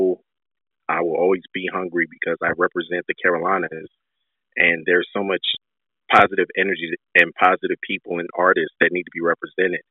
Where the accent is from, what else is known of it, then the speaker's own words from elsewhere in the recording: Nigeria; I'm Nigerian